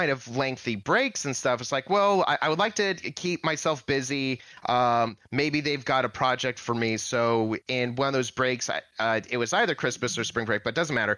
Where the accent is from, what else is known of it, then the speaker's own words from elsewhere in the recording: California, United States; me being Californian, my high school's mascot is Miner